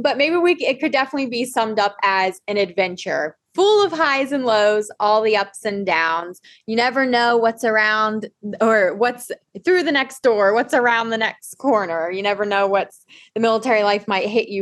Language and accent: English; Southern Virginia, United States; moved away as an adult; now in Twentynine Palms, United States; we're from Southern Virginia